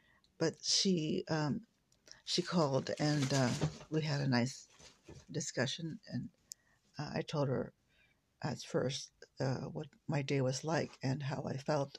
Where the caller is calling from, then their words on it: West Lafayette, Indiana, United States; I'm calling you from West Lafayette, Indiana.